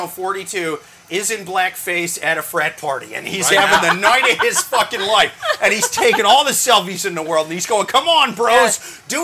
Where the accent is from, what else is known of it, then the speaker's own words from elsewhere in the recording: Midwest, United States; We grew up fast in the Midwest.